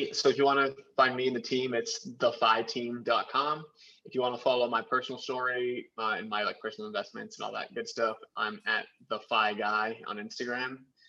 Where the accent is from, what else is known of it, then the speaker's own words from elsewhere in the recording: Massachusetts, United States; I'm from Mass, right?